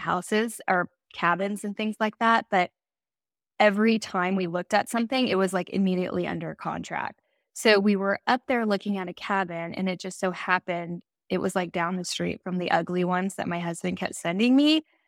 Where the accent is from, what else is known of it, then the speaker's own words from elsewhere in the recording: Silicon Valley, Northern California, United States; also born or lived in Phoenix; I grew up in Northern California, uh, Silicon Valley